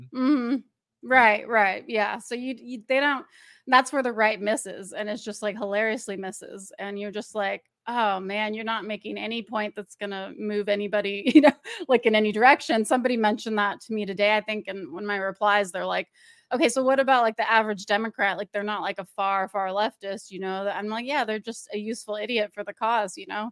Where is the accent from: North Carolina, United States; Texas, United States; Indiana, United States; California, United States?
California, United States; Orange County; now in Oregon, United States; I'm from L A, but I'm from Orange County